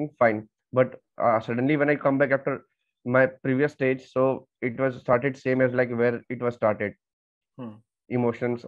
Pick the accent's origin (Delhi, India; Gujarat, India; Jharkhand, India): Jharkhand, India; Dhanbad; moved away as an adult; now in Silchar, India; I am from Jharkhand, Dhanbad